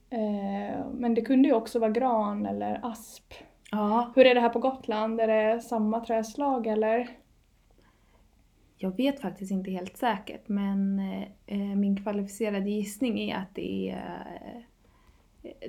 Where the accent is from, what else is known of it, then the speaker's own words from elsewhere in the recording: Åland, Finland; nu har jag varit hemma på Åland och tittat mycket på tak och sådär